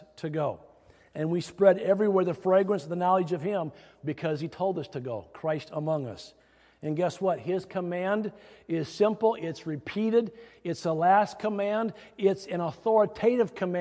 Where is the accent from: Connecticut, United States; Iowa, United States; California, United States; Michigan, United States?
Iowa, United States; growing up in the Midwest, specifically Iowa